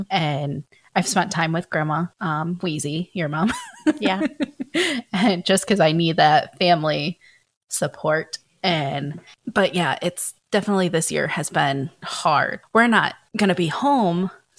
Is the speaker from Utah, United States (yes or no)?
no; Michigan, United States; also born or lived in Georgia; ever since I can remember when we moved from Georgia to Michigan, I was eight years old.